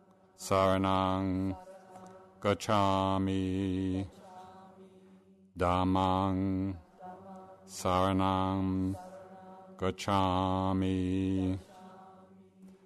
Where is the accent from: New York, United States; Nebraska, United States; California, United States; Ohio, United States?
New York, United States; accent: New York; my New York accent